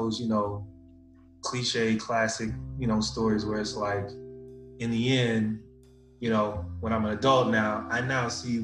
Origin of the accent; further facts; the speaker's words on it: Houston, Texas, United States; I was born in Houston, Texas